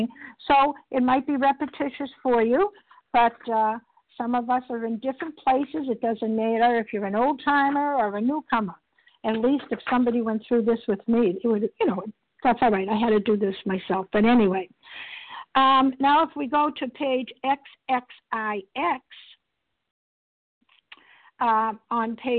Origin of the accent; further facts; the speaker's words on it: Boston, Massachusetts, United States; I'm recovered from Boston, Massachusetts, and we tend to talk a little fast